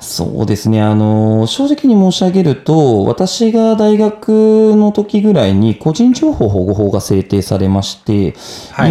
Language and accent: Japanese; Minamiboso, Chiba, Japan; 一番本当に千葉県の下のところにある南房総市の白浜町っていうところ出身になってます